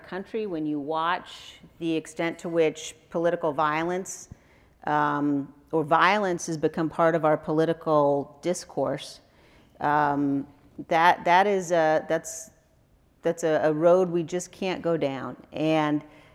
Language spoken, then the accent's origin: English; Wyoming, United States; I'm a conservative from Wyoming